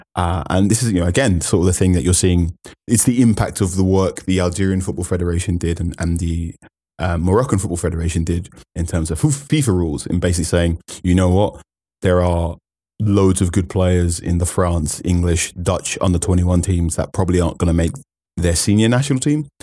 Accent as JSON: {"language": "English", "country": "Ghana", "said": "as a Ghanaian."}